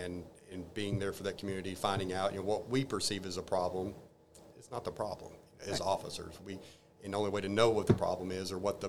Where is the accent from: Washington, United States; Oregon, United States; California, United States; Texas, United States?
Texas, United States; Arlington; I grew up in Arlington, Texas, born there